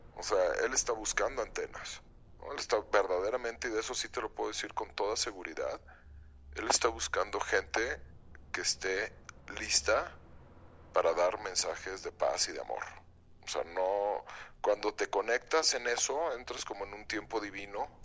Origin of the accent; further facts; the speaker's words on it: León, Guanajuato, Mexico; soy de León, Guanajuato